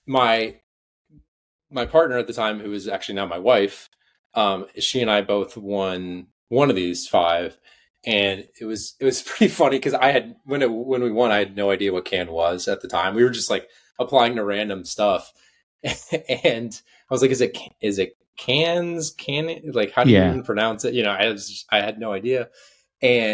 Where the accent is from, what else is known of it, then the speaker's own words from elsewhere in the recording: outside of Atlanta, Georgia, United States; I grew up outside of Atlanta